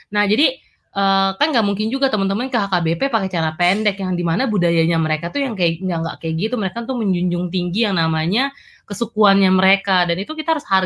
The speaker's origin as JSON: {"language": "Indonesian", "region": "North Sumatra", "country": "Indonesia", "tie": "born or raised there", "said": "kalau misalnya ke Sumatera Utara ke kampung gue gue nggak pernah tuh pakai celana pendek yang bener-bener pendek banget"}